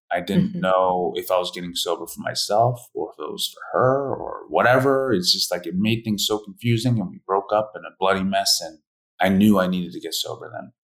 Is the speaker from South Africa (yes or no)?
no; Philadelphia, Pennsylvania, United States; also born or lived in Korea; I grew up in a white family in Philadelphia